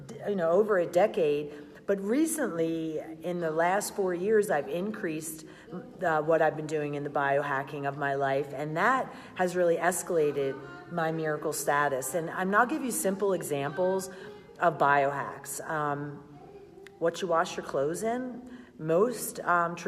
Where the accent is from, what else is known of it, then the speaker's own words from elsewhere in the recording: Philadelphia, Pennsylvania, United States; I'm from Philly